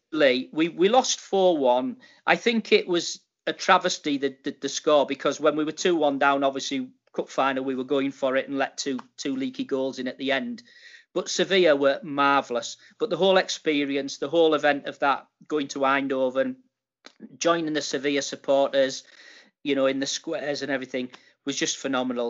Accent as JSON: {"language": "English", "town": "Middlesbrough", "region": "North East England", "country": "United Kingdom", "tie": "born or raised there", "also_born_or_lived": "Dubai", "moved": "yes", "lives_now": "York, United Kingdom", "said": "I, was born and bred in Middlesbrough"}